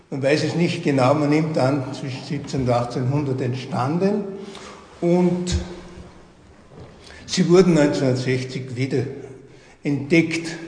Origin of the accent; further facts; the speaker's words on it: St. Martin am Grimming, Styria, Austria; born there; now in Bad Aussee, Austria; Ich bin gebürtig aus St. Martin am Gleming, bin seit 1975 hier in Badersee.